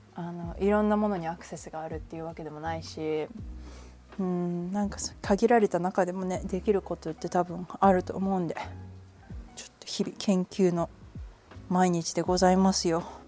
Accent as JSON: {"language": "Japanese", "region": "Kanagawa", "country": "Japan", "tie": "born or raised there", "also_born_or_lived": "Nagano", "moved": "yes", "lives_now": "Hawaii, United States", "said": "神奈川出身です"}